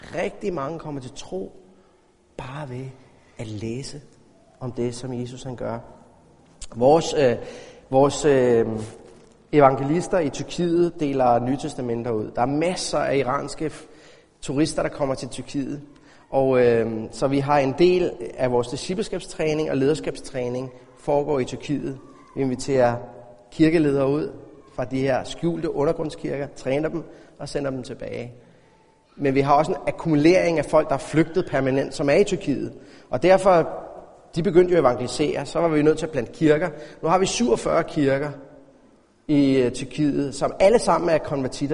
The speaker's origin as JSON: {"language": "Danish", "country": "Denmark", "said": "som dansker"}